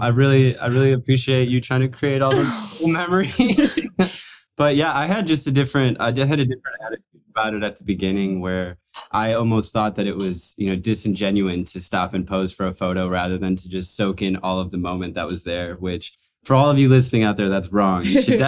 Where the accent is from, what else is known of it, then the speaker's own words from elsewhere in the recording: Wisconsin, United States; And I was born and raised in Wisconsin. And we did travel around for a little bit, but we are now back in Wisconsin.